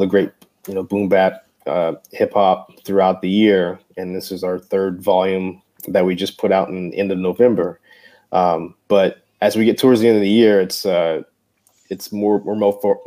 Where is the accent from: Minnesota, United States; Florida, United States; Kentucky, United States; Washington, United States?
Kentucky, United States; Frankfort; moved away as an adult; also born or lived in Lexington, Kentucky; now in San Antonio, United States; I'm from Lexington. I grew up in Frankfurt